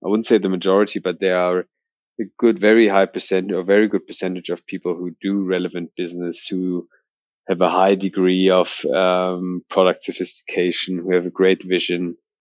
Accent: Berlin, Germany; also born or lived in Australia; I'm originally from Berlin, um, born in Berlin. I think one of the few Berliners in the Berlin startup um, scene, so to say, and never really left Berlin

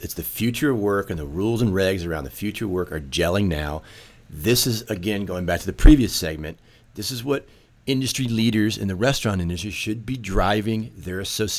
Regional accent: Maryland, United States; my home state of Maryland

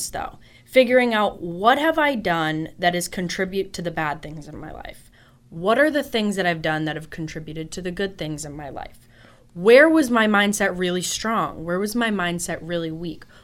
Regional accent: Boston, Massachusetts, United States; Listen, I'm from Boston, so my driving style

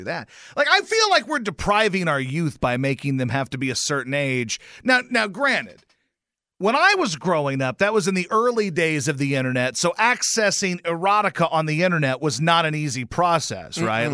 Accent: Louisiana, United States; now in Nashville, United States; My home state, Louisiana

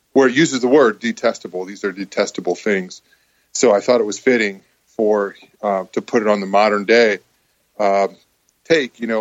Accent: Mansfield, Ohio, United States; born or raised there; also born or lived in Nashville

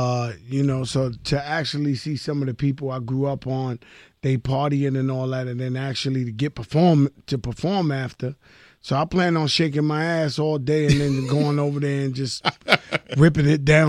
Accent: New York City, New York, United States; I'm from the Bronx. That's the motherland. That's the mecca of hip-hop.

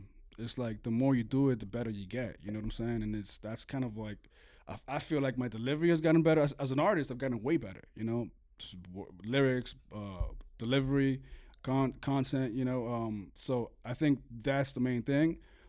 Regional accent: Venezuela

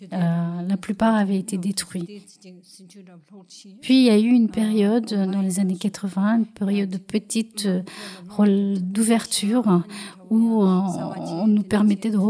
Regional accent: Tibet, China; moved away as an adult; now in Belgium; je viens du Tibet. J'ai 48 ans. J'ai passé 12 ans en prison. J'ai été arrêtée à l'âge de 19 ans.

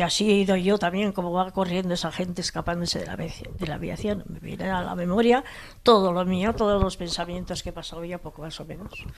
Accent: Hondarribia, Basque Country, Spain; also born or lived in Hendaye, France; somos de familia de Fuenterrabía de pescadores

